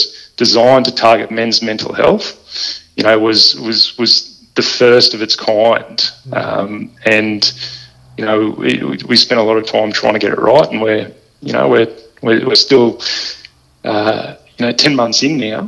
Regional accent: Balmoral, Australia; when I was growing up in Balmoral

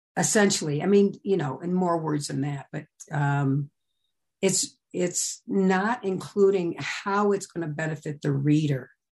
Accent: Midwest, United States; I came from the Midwest

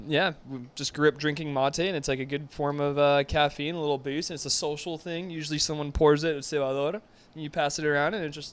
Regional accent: Plantation, Florida, United States; I was born in South Florida in Fort Lauderdale or Broward County plantation area.

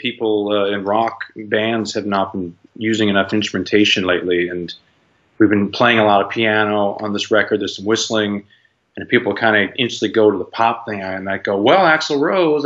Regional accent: Canada; moved away as an adult; now in United States; I grew up in Canada

